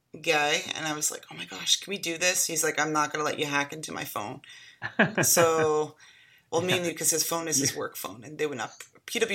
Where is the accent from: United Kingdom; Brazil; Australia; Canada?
Canada; now in United States; I am a Canadian